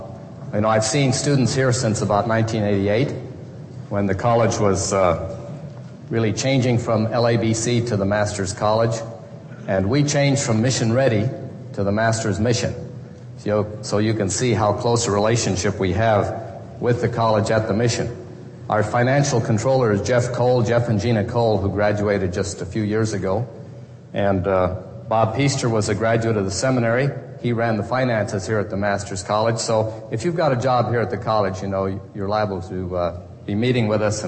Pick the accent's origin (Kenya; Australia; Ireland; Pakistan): Kenya; Kijabe; I grew up in Kenya. My parents were missionaries first in Ukambani on the coast. Then my dad was sent to start a Bible school and pastor's training school at the main station at Kajabi